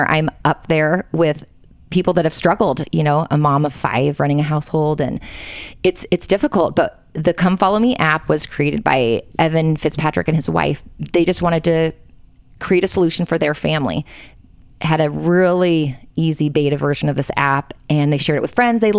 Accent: Southern California, United States; also born or lived in Palos Verdes, California; We are in my in-laws' basement in Provo, Utah. Um, home is Palos Verdes, California, in Los Angeles. Born and raised, Southern um, California. Southern California. Yep. Did a ten-year stint in Texas after BYU

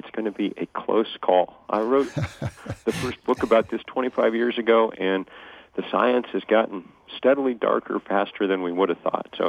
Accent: Lexington, Massachusetts, United States; I grew up in Lexington

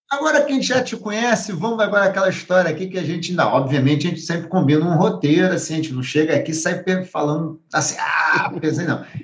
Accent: Rio de Janeiro, Brazil; acho que o Rio assim, de Janeiro, que é minha terra natal

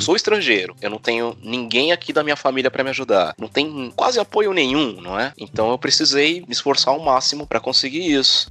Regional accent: São Paulo, Brazil; accent: Brazilian; moved away as an adult; now in Santiago, Chile; Eu sou de São Paulo, da Zona Norte, bairro Tremembé, e eu era bem provinciano

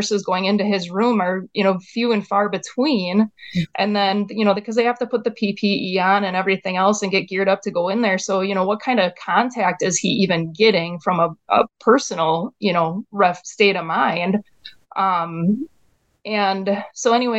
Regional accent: Wisconsin, United States; we're from Wisconsin

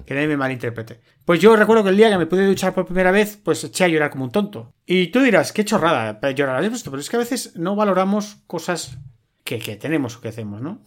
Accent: Spain; en España nunca hemos sido de bandera

